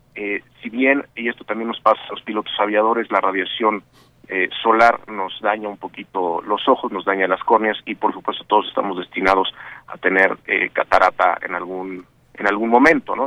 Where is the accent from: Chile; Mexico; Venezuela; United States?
Mexico; somos dos mexicanos que estamos involucrados en el Centro de Control de Misión